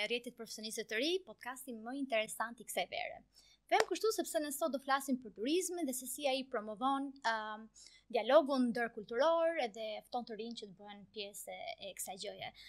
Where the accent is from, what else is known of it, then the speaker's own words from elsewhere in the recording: Elbasan, Elbasan County, Albania; duke qenë se jam nga Elbasani e kam afër